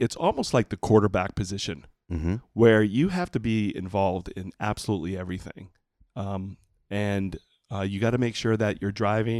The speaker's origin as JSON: {"language": "English", "region": "New Hampshire", "country": "United States", "tie": "born or raised there", "also_born_or_lived": "Lowell, Massachusetts / Chelmsford, Massachusetts / Puerto Rico", "said": "And me and my brother, we grew up there for 5 years. And then we got transferred back to New Hampshire, which I've been, you know, a New Hampshire native"}